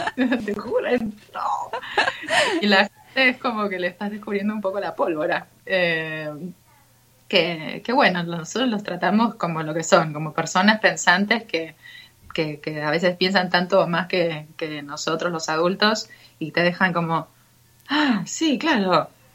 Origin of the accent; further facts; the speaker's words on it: Buenos Aires, Argentina; como buena argentina porteña psicoanalizada